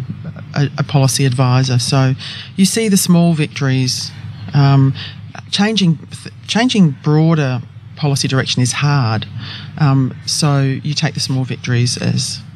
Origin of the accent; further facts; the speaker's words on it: Adelaide, South Australia, Australia; I was born in Adelaide